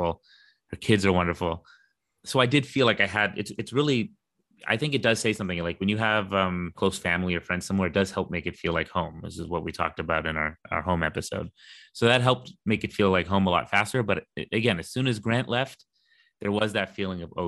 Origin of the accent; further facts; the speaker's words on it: Canada; now in London; I was born in Canada